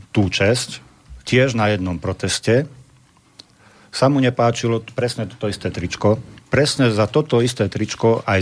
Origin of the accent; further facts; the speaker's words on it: Slovakia; To, že som Slovák.